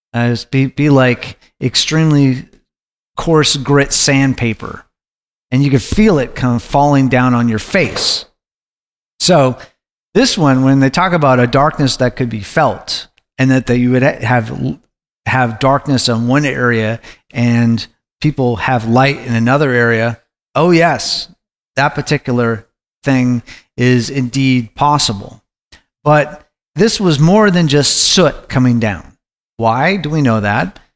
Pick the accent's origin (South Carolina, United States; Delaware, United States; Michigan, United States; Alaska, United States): Alaska, United States; Anchorage; I was growing up in Anchorage, Alaska